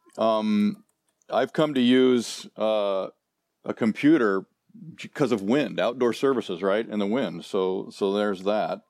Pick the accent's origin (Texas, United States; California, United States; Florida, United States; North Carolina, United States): California, United States; Southern; moved away as an adult; also born or lived in Nebraska; I grew up in Southern California, but after graduating from high school, I went back to Nebraska